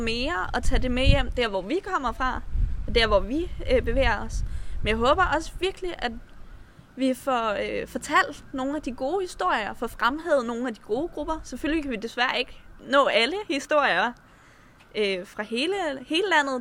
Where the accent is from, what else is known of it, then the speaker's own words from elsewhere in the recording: Slagelse, Zealand, Denmark; moved away as an adult; jeg flyttede, øh, fra Slagelse, hvor jeg voksede op